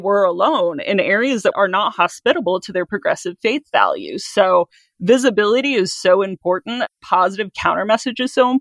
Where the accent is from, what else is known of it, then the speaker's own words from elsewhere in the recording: Midwest, United States; moved away; growing up in the Midwest in a very conservative area